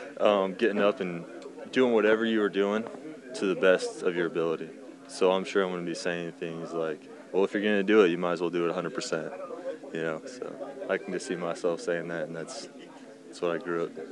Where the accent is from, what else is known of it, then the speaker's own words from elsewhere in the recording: Idaho, United States; Idaho. So we didn't get to play year-round or anything, but it was just something I loved.